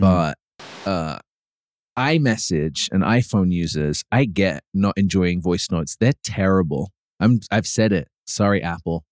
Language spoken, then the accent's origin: English; United Kingdom; moved away; growing up in the U K